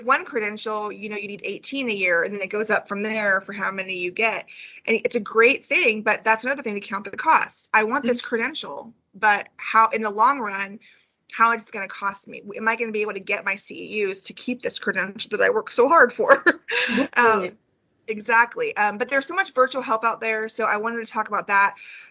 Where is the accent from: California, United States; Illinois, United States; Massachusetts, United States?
California, United States; now in Northwest Arkansas, United States; I'm from California